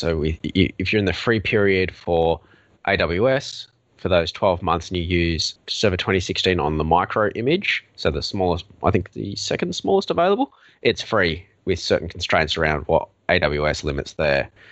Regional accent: Australia; accent: Australian; now in Melbourne, Australia; as you may have already guessed from my accent, I'm Australian.

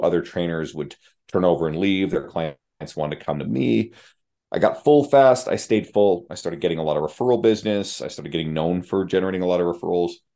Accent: St. John's, Newfoundland and Labrador, Canada; moved away as an adult; now in Edmonton, Canada; moving across the country to live in Edmonton, Alberta, where I grew up in St. John's, Newfoundland, on the east coast of Canada

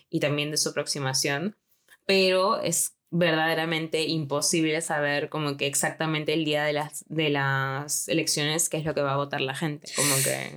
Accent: Lima, Peru; moved away; yo como, como limeña

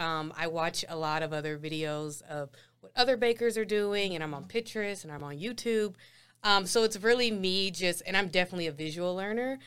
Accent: Ohio, United States; moved away as an adult; now in Denver, United States; I'm from Denver, but raised in Ohio

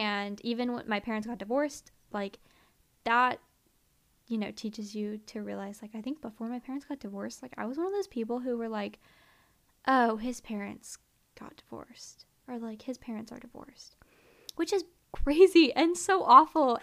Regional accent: near Philadelphia, Pennsylvania, United States; moved away; I grew up in Philly, you know?" And, or, like, near Philly

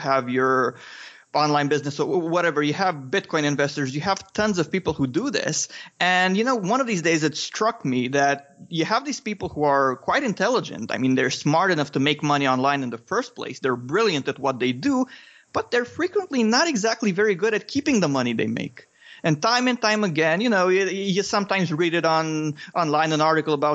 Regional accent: Romania; English is a second language; I'm from Romania. I still live in Romania

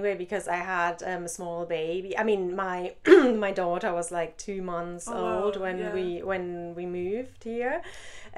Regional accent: Hamburg, Germany; moved away as an adult; also born or lived in Berlin; now in Ireland; I grew up in Hamburg and I lived in Berlin for a long time before I moved to Ireland.

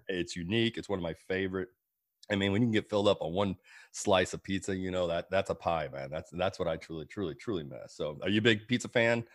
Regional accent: Illinois, United States; moved away as an adult; now in Georgia, United States; my home state of Illinois

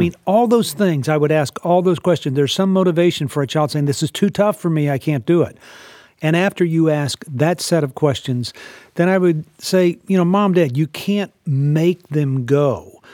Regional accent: Texas, United States; I was raised in Texas

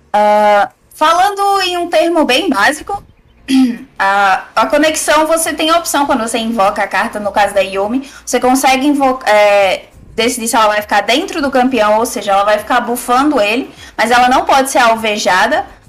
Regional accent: Northeast Region, Brazil; eu sou do Nordeste

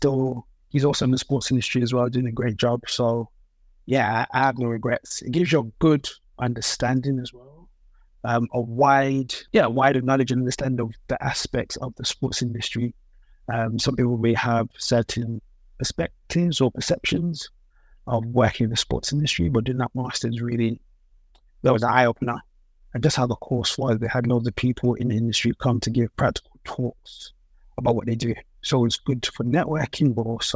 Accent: London, United Kingdom; Born and raised in London, but with Nigerian parents

